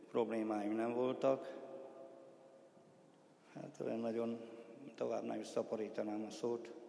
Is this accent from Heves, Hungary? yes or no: no; Cserépfalu, Borsod-Abaúj-Zemplén, Hungary; és tőzőkeres cseréfalú vagyok, itt születtem cseréfalúba, itt keresztelkedtem ebbe a templomba, itt konfirmáltam, itt tettem az első úrvacsorát, és itt is házasodtam meg.